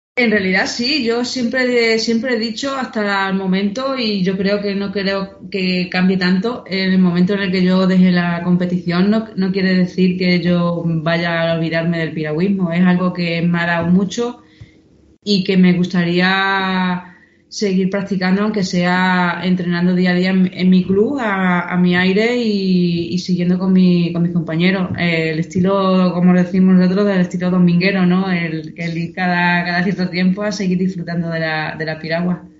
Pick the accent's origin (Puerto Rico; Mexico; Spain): Spain; a village 26 km from Badajoz, Extremadura; moved away as an adult; now in Seville, Spain; mi pueblo está a 26 kilómetros de Badajoz